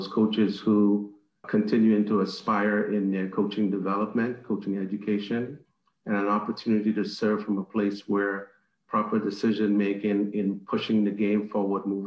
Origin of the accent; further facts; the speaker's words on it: Trinidad & Tobago; now in United States; in the Caribbean, my home country, Trinidad and Tobago